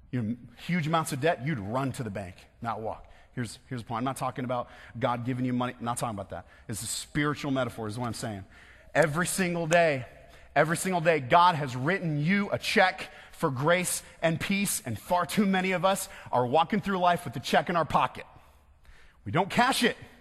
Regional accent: West Michigan, United States; I'm from West Michigan.

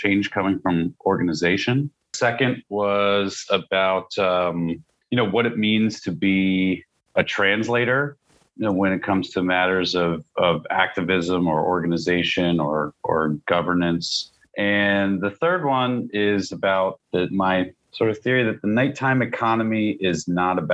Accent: Pittsburgh, Pennsylvania, United States; now in Philadelphia, United States; when I was growing up in Pittsburgh

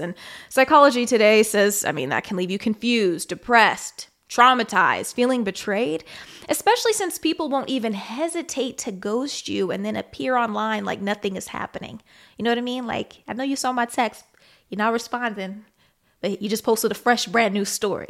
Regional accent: Kansas City, Missouri, United States; moved away; also born or lived in Las Vegas, Nevada / Dallas; I grew up in Kansas City, Missouri, but also in Las Vegas, Nevada

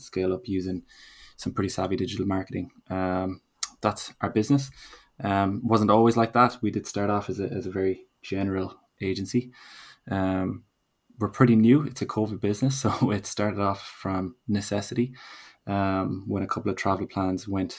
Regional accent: Galway, Connacht, Ireland; also born or lived in New York; I'm from Galway

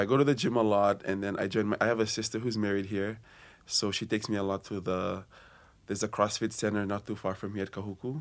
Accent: Fiji; moved away as an adult; now in Hawaii, United States; I'm from Fiji, and this is my second year here at Brigham Young University, Hawaii

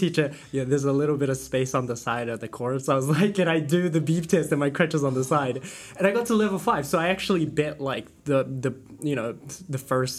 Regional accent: New Zealand; I was born in New Zealand.

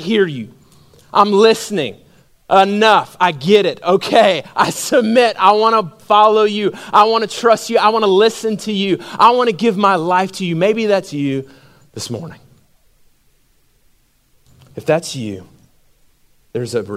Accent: Macon, Georgia, United States; when I grew up in Macon, Georgia.

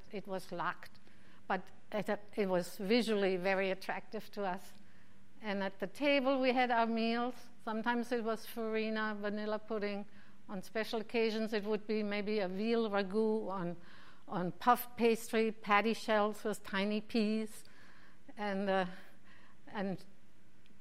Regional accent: Mainz, Rhineland-Palatinate, Germany; now in Phoenix, United States; My hometown of Mainz

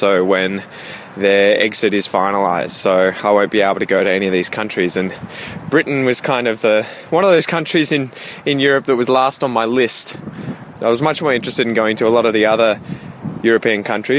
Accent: Australia; I'm from Australia, I have British heritage

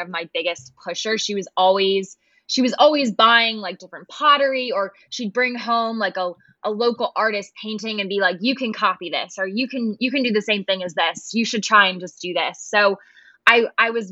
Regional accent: Annapolis, Maryland, United States; I am from Annapolis, Maryland

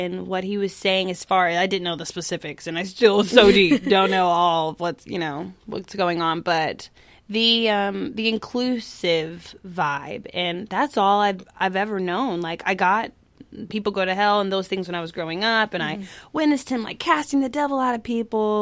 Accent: Tulsa, Oklahoma, United States; moved away; also born or lived in Chicago / New York; my hometown symphony

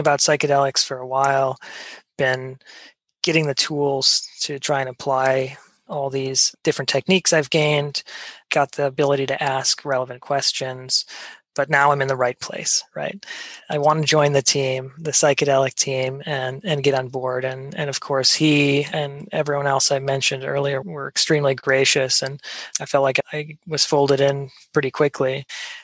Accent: Wisconsin, United States; I grew up in Wisconsin

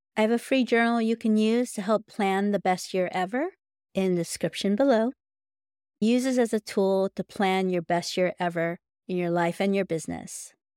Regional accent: United States; I'm Filipino American

